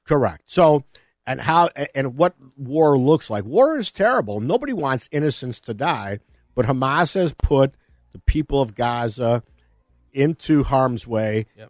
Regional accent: Elmhurst, Illinois, United States; also born or lived in Addison Township, DuPage County; I was growing up in Elmhurst.

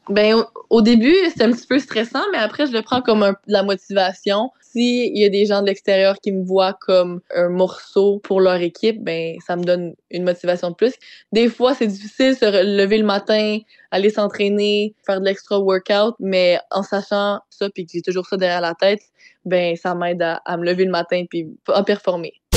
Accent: Saint-Jean-sur-Richelieu, Quebec, Canada; j'ai grandi à Saint-Jean

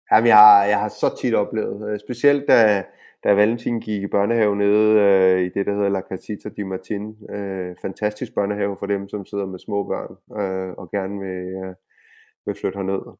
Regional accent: Denmark; now in Spain; vi som danskere

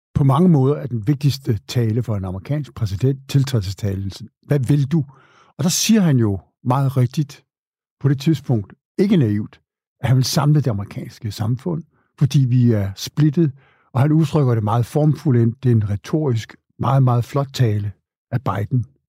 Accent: Denmark; os danskere

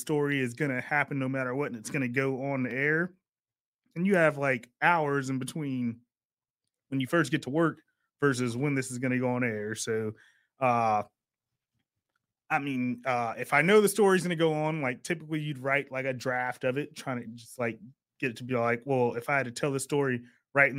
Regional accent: Sacramento, California, United States; born and raised in Sacramento

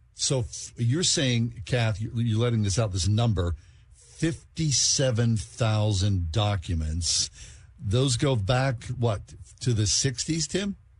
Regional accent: Swissvale, Pennsylvania, United States; grew up in Swissvale

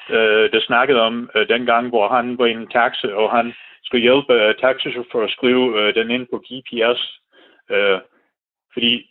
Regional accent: United States; Danish is a second language; moved away as an adult; now in Denmark; jeg er amerikaner. Men det, jeg, jeg er meget god til dansk, synes jeg selv, sproglig, men øh, skriftlig er det sådan lidt mere svært

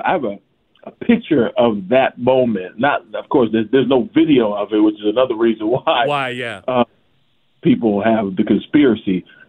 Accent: Philadelphia, Pennsylvania, United States; As a Philadelphian myself

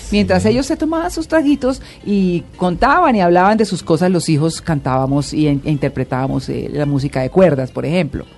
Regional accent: Santander, Colombia; now in Bogotá, Colombia; yo estuve en una tierra que es muy musical, aunque ya, digamos, más en los pueblitos, que es Santander

